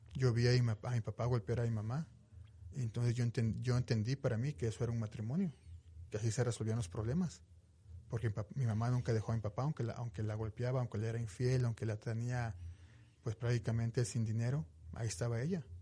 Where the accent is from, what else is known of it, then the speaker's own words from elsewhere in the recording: Veracruz, Mexico; moved away as an adult; now in Utah, United States; Yo soy originario de México, soy, soy de Veracruz